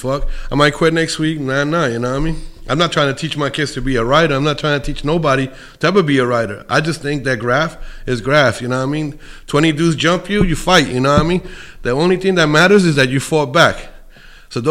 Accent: New York City, New York, United States; now in Colorado, United States; I'm from Bushwick, Williamsburg, you know? I moved to Colorado

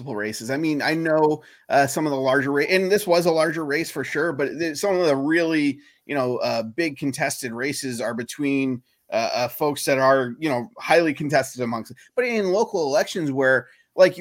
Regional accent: Maine, United States; moved away; I grew up in Maine

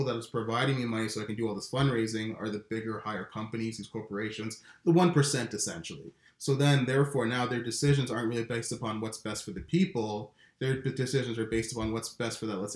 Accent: Canada; As a Canadian

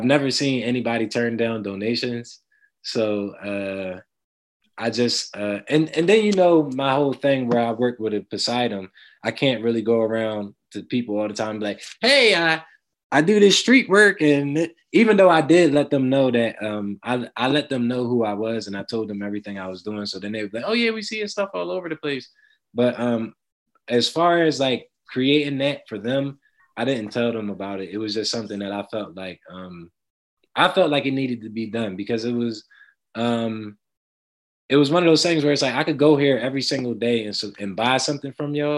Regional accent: Philadelphia, Pennsylvania, United States; growing up in Germantown, I remember a lot of Black-owned businesses.

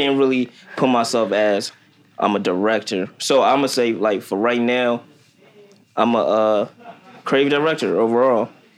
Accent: Kenya; born there; I was born in Kenya, Africa.

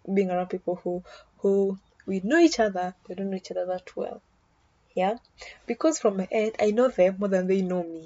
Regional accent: Kenya; as a Kenyan, my people drink for good news and bad news

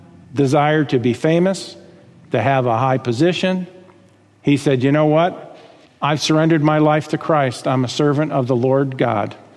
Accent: United States; I've got rights as an American citizen

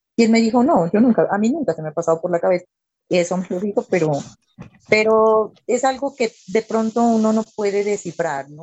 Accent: Pasto, Nariño, Colombia; soy de la ciudad de Pasto

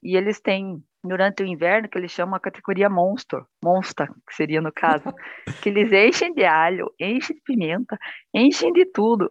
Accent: Curitiba, Paraná, Brazil; also born or lived in Japan; eu sou de Curitiba, né, Paraná

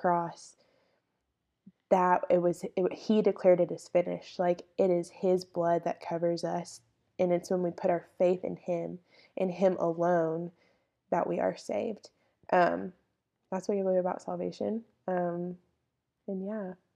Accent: Longview, Texas, United States; I am from Longview, Texas.

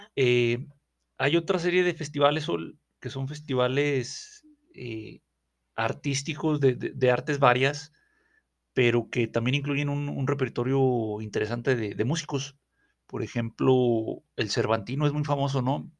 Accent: Durango, Mexico; allá en mi ciudad de México, o sea, aquí donde estamos en, Victoria de, Durango

